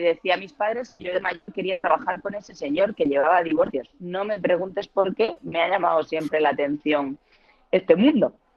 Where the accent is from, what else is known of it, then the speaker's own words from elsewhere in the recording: Murcia, Region of Murcia, Spain; accent: sureño; moved away as an adult; now in Madrid, Spain; soy de Murcia, aunque llevo 20 años viviendo en Madrid, que es casi la mitad de mi vida, con lo cual soy tan madrileña como murciana ya, aunque me sigue quedando el acento sureño